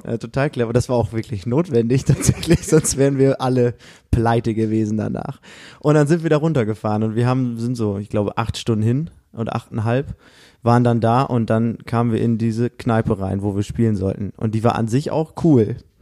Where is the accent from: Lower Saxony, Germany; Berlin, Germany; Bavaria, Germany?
Lower Saxony, Germany; Osnabrück; Wir sagen so aus Osnabrück